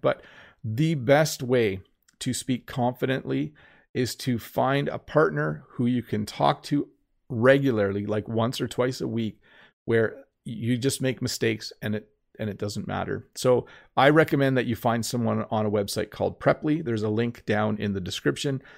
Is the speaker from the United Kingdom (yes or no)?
no; Canada